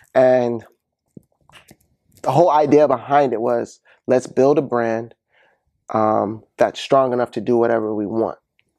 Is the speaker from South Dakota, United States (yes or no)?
no; Ann Arbor, Michigan, United States; I'm from Ann Arbor, Michigan. Okay. Born and raised all my days, 700 block, North Mapleville boy.